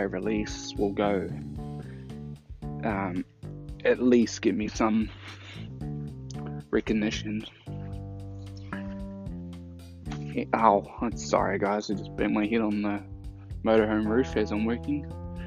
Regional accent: New Zealand; I'm from New Zealand, and this is a nice country to live

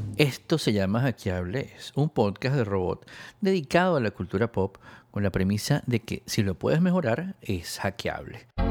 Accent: Venezuela; also born or lived in Spain; yo también soy venezolano y español

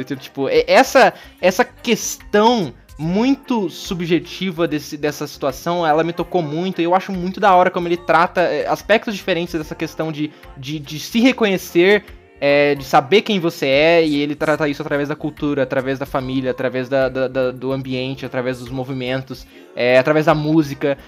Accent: interior of Paraná, Brazil; moved away; Eu nasci no Paraná, no interior do Paraná

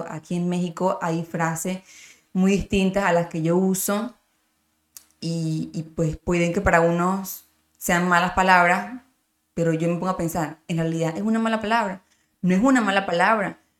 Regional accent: Miranda, Venezuela; de donde yo, yo soy de Miranda

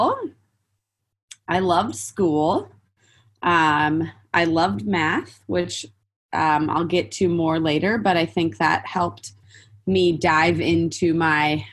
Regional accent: Santa Barbara, California, United States; moved away as an adult; also born or lived in San Diego; I grew up in Santa Barbara

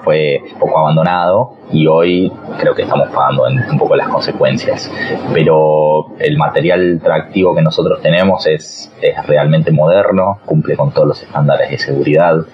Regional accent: Buenos Aires, Argentina; soy de Capital

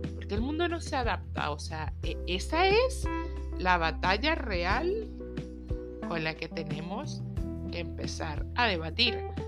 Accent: Venezuela; moved away; soy venezolana

